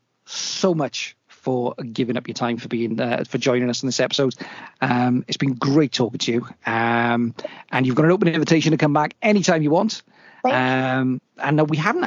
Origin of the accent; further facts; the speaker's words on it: Welsh, Wales, United Kingdom; being Welsh